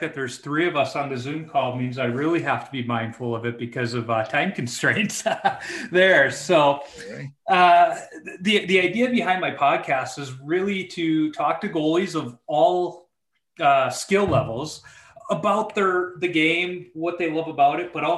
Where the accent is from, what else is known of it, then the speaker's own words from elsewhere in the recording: Chicago, Illinois, United States; now in Minnesota, United States; As a young goaltender growing up in Chicago